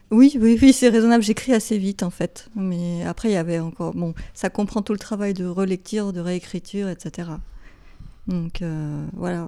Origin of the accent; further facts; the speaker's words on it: Geneva, Switzerland; first language English; French is a second language; also born or lived in Beirut, Lebanon; je suis genevoise, j'ai grandi ici, j'ai fait toutes mes études ici